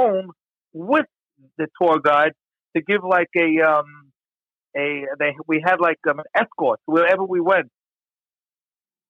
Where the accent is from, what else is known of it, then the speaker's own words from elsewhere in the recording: United States; I'm just a Jew. I'm an American